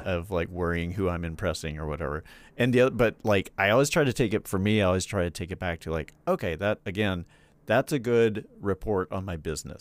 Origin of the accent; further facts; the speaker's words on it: Charlotte, North Carolina, United States; I'm from I'm from North Carolina. I'm from Charlotte.